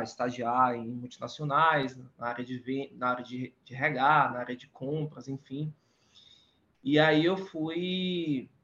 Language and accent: Portuguese; Salvador, Bahia, Brazil; now in São Paulo, Brazil; eu sou baiano, nascido em Salvador e moro em São Paulo